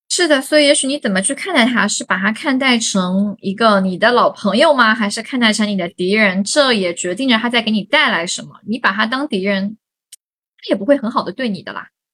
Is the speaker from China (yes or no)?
yes; Hangzhou, Zhejiang, China; 我是杭州人